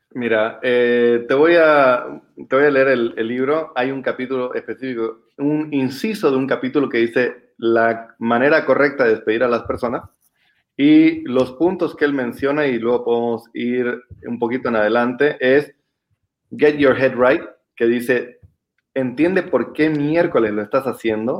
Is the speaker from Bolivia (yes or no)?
yes; Bolivia; como bolivianos en específico y como latinoamericanos